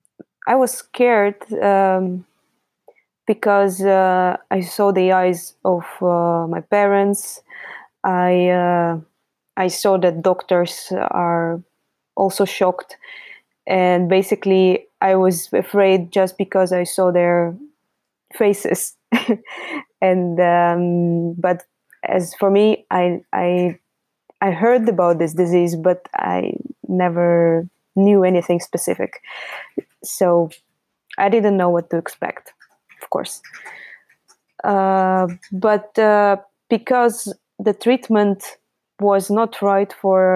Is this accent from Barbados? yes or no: no; Russia; I am an artist and I come from Russia